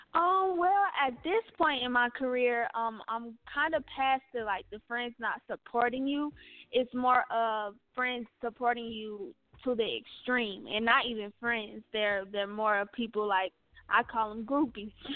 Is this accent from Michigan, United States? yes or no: no; Philadelphia, Pennsylvania, United States; I'm from Philly